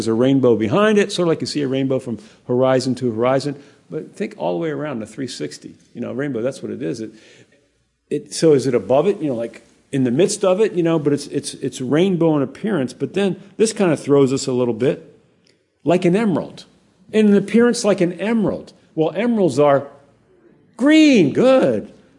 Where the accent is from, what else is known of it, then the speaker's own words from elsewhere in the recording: Hawaii, United States; I was born there. I was born in Hawaii. I've been there my whole life.